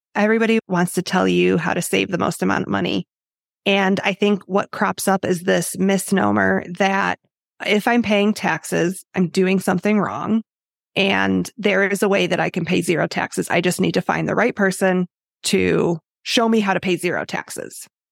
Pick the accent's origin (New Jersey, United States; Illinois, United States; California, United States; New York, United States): Illinois, United States; I grew up in Illinois